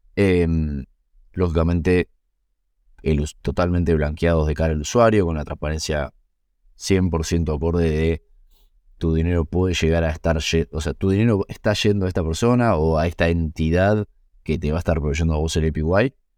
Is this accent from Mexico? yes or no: no; Argentina; los founders seamos argentinos, eh, o algunos de los founders somos argentinos